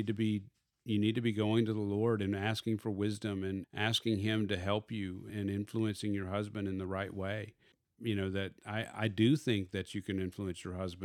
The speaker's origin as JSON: {"language": "English", "region": "Arkansas", "country": "United States", "said": "I call it a bed table. Oh, because I am from Arkansas."}